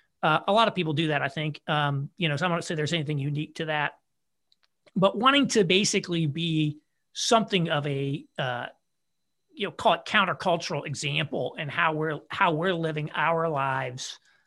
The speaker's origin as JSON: {"language": "English", "region": "Indiana", "country": "United States", "said": "So my wife and I are both from Indiana originally."}